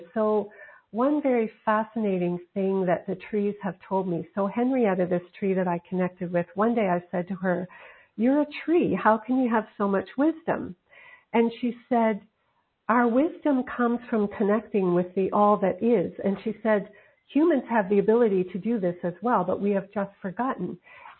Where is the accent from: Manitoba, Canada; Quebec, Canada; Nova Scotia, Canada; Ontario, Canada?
Nova Scotia, Canada; moved away; also born or lived in Pacific coast of Canada; I'm from Nova Scotia on the Atlantic coast of Canada, now living on the Pacific coast